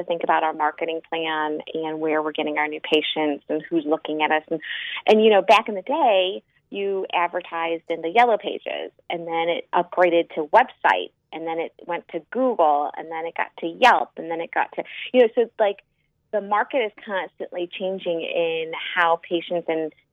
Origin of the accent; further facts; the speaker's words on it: Chicago, Illinois, United States; I'm from Chicago, and I am a pediatric dentist